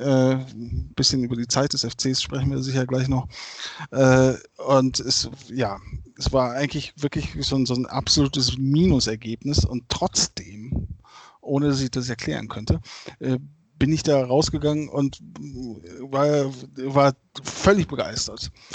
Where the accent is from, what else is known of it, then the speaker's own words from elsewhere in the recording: Bergisch Gladbach, North Rhine-Westphalia, Germany; ich bin groß geworden in Bergisch Gladbach